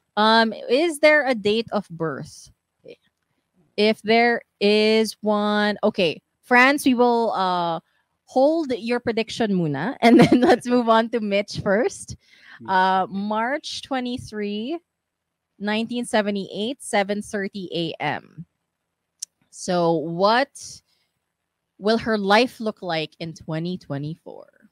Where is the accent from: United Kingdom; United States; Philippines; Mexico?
Philippines; here growing up in the Philippines